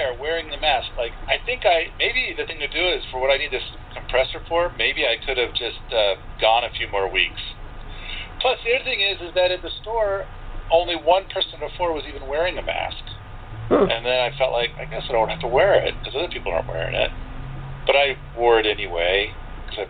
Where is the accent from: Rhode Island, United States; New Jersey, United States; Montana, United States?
Montana, United States; I'm from Montana.